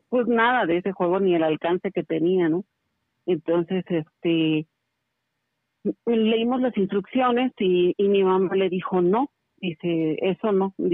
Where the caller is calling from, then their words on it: Querétaro, Mexico; estoy llamando de la ciudad de Querétaro.